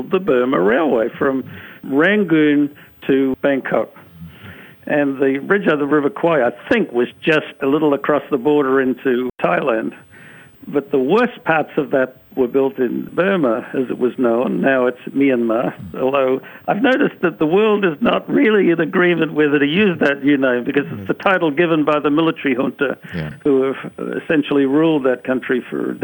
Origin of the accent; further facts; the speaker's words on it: Australia; I'm from Australia.